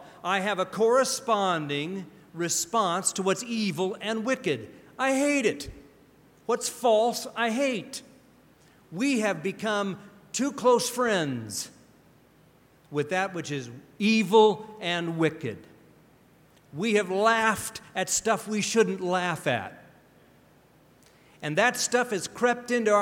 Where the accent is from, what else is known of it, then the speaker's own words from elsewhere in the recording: Pacific Northwest, United States; I grew up in the Pacific Northwest